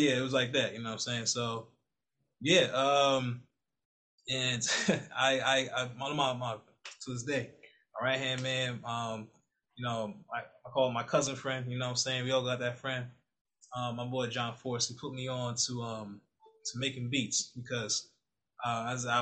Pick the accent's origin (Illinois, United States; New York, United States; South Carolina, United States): New York, United States; New Rochelle; moved away as an adult; also born or lived in Bronx, New York / Washington, District of Columbia, United States; now in Maryland, United States; I was born in the Bronx until about really young, real, real young. So I barely remember much of the Bronx. And I moved to Westchester County, New Rochelle, New York. And that's where I really did like all my developmental years